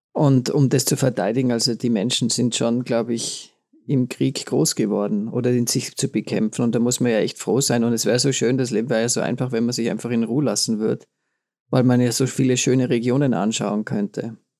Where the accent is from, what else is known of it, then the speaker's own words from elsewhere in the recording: Tyrol, Austria; bei uns in Tirol ist man ja sowieso bei